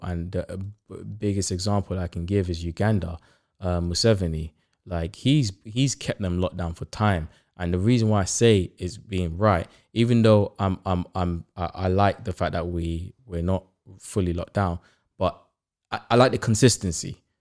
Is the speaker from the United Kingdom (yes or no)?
yes; United Kingdom; I grew up in Harzon, like, the big, one of the biggest profession in Harzon is barbers.